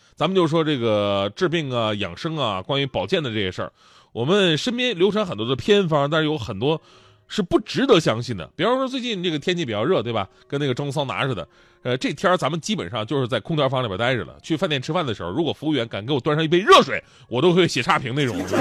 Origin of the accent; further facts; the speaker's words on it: Northeast China, China; moved away; 咱们东北人